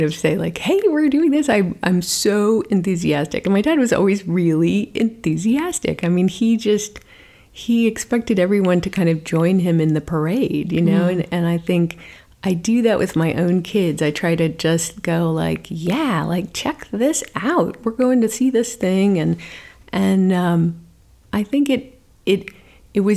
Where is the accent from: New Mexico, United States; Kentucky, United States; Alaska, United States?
New Mexico, United States; Sandia Mountains; moved away as an adult; now in Los Angeles, United States; I grew up right at the base of the Sandias